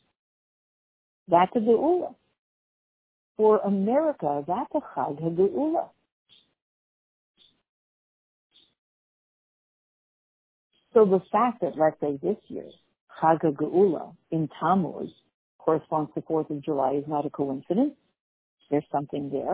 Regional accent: Canada; being Canadian

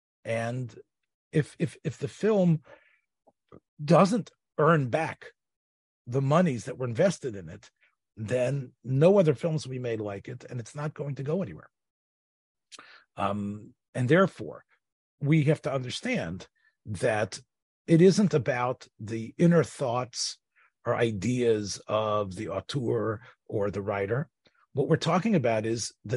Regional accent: Memphis, Tennessee, United States; when I was a kid growing up in Memphis

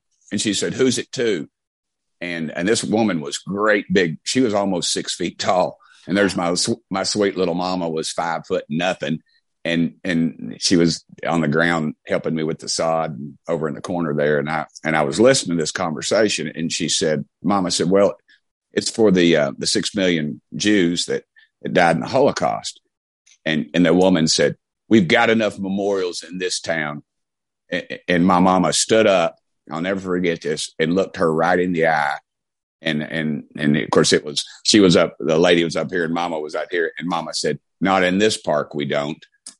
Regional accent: Knoxville, Tennessee, United States; accent: Southern; I grew up in West Hills, and West Hills was one of the first technically open neighborhoods that everybody lived. I mean, I grew up in my neighborhood.

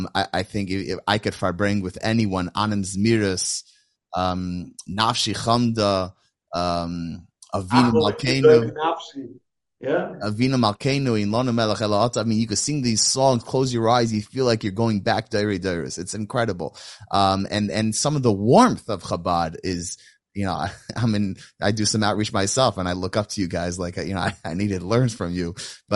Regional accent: Lakewood, New Jersey, United States; You got me nervous because I came from Lakewood

